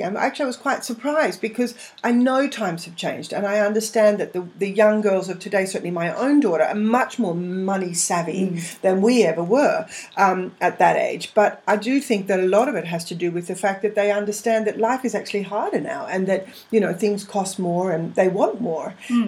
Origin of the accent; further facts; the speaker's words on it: England, United Kingdom; now in Australia; I'm English, so I've got a lot of family over there